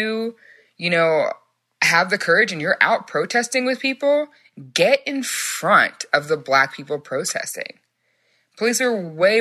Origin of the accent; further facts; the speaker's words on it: Frisco, Texas, United States; I'm from Frisco, Texas